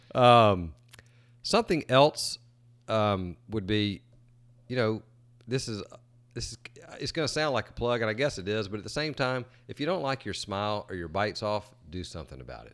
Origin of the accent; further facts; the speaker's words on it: Greenwood, South Carolina, United States; I grew up in Greenwood, South Carolina, which is in the upper part of our state.